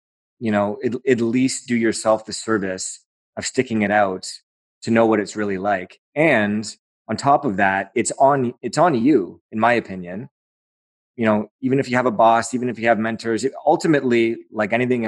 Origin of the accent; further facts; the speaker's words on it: Aurora, Ontario, Canada; that's my hometown